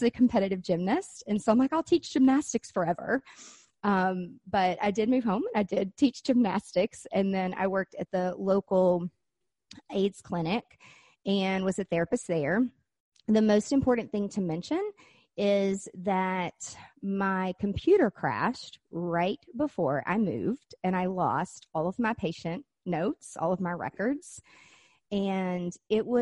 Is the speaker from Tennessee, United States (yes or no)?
yes; Nashville, Tennessee, United States; moved away; also born or lived in Florida; I've lived in Florida and I'm from Nashville, Tennessee